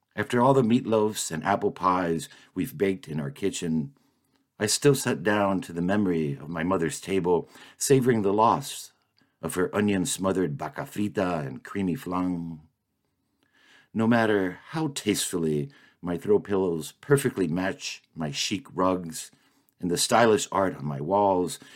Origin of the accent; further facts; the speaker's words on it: Miami, Florida, United States; moved away as an adult; now in Maine, United States; I grew up in Miami and lived in my same childhood home until I was thirty years old